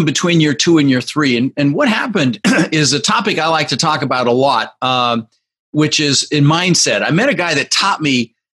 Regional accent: Denver, Colorado, United States; also born or lived in Netherlands; Came here when I was just 6 years old from Holland. I was born in the Netherlands, and we immigrated. I lived in Denver, Colorado, for about 30 years, and we grew up with very little

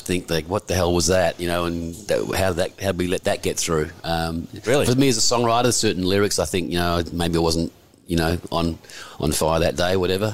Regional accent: Perth, Western Australia, Australia; moved away as an adult; now in Sydney, Australia; I come from Perth originally. Right. But uh, I moved here when I was in my early 20s

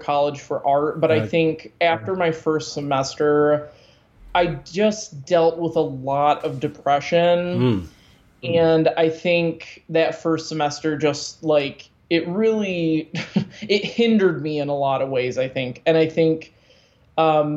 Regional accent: Muskegon, Michigan, United States; also born or lived in Tennessee; when we were 9, we moved back to Muskegon, and we were in Muskegon all through high school

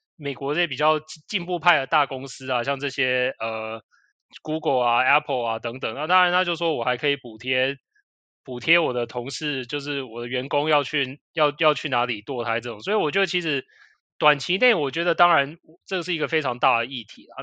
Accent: Taiwan; 我们其实台湾人一般来说会去的州也就是那几个

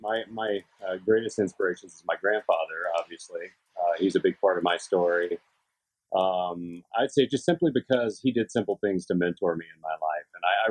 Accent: San Francisco Bay Area, California, United States; moved away as an adult; also born or lived in Oklahoma; now in Minnesota, United States; I grew up in the San Francisco Bay Area. I lived there till I was about 20 or so.

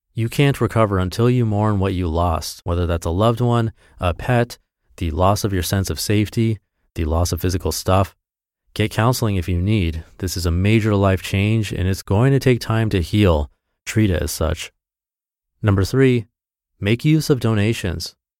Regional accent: Texas, United States; my hometown in Texas

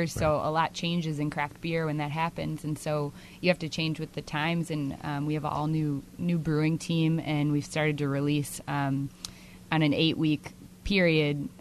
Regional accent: Minnesota, United States; moved away; I'm originally from Minnesota

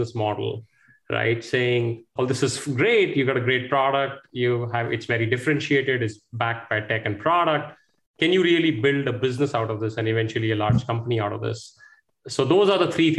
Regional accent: India; moved away as an adult; also born or lived in United States; I grew up in India here, went to one of the IITs, went abroad to the US, stayed there for about 14 years. Came back to India in 2007.

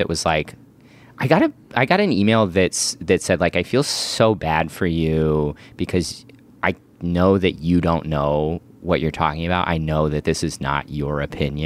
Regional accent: Kansas City, Missouri, United States; moved away as an adult; also born or lived in Midwest; now in Los Angeles, United States; I grew up outside of Kansas City

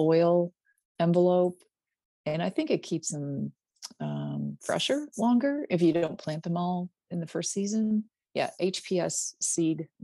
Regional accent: Pennsylvania, United States; moved away as an adult; also born or lived in Alabama; now in Kentucky, United States; when we were growing up in Pennsylvania in the country

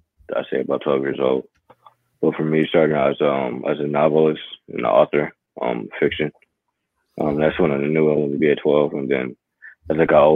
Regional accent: Cleveland, Ohio, United States; also born or lived in Youngstown, Ohio; Growing up in Cleveland

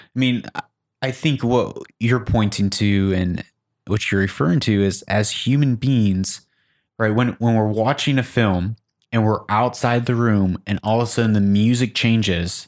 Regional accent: Chicago, Illinois, United States; Growing up in Chicago

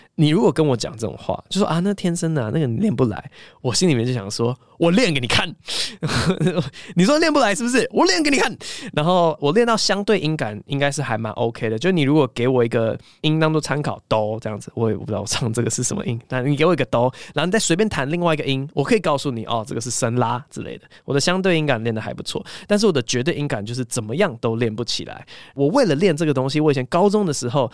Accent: Taiwan; also born or lived in Cambridge, Massachusetts, United States; 我后来离开了东岸嘛，我八岁就回台湾嘛

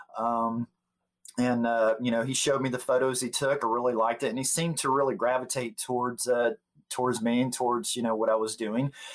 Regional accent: Gulf Breeze, Florida, United States; moved away as an adult; also born or lived in South Dakota; now in Tennessee, United States; we moved back to uh, to Florida, Gulf Breeze, Florida. It was my hometown

